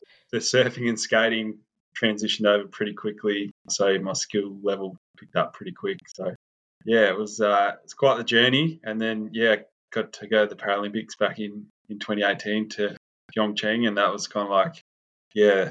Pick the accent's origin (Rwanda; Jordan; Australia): Australia; Western Australia; I grew up in Western Australia